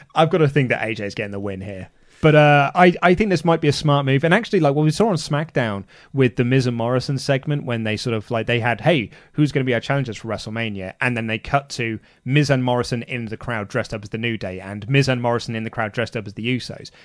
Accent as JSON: {"language": "English", "country": "United Kingdom", "said": "we're British"}